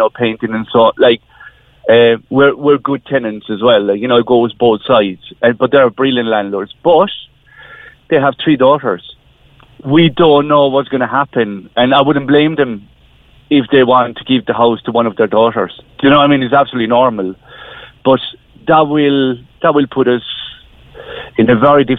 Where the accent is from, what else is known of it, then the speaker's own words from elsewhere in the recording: Spain; moved away as an adult; now in Ireland; we're coming from Spain, so we've been living in Ireland for the last 20 years